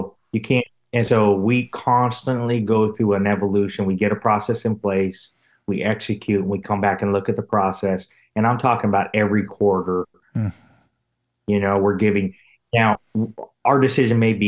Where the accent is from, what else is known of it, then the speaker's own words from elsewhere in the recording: Albuquerque, New Mexico, United States; moved away; I grew up in Albuquerque, New Mexico